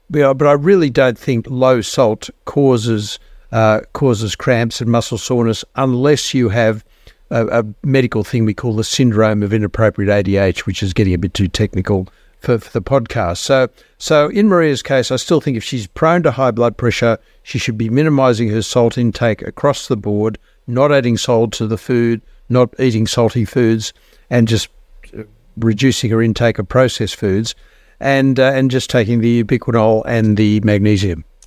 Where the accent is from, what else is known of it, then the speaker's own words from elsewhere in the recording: Australia; I am an Australian